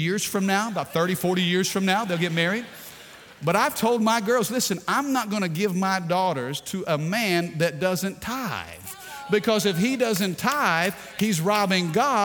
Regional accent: Baton Rouge, Louisiana, United States

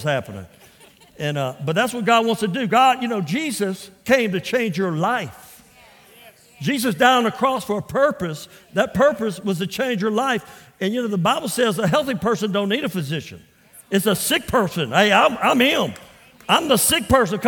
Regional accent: Port Arthur, Texas, United States; moved away as an adult; also born or lived in Louisiana; I was raised in Port Arthur, Texas

